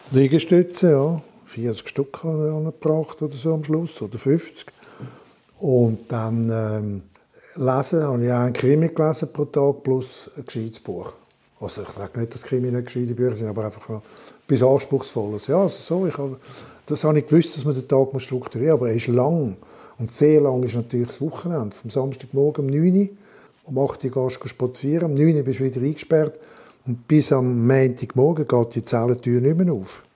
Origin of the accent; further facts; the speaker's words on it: Montreux, Vaud, Switzerland; moved away; also born or lived in Dietikon; Montreux, in meiner Heimatstadt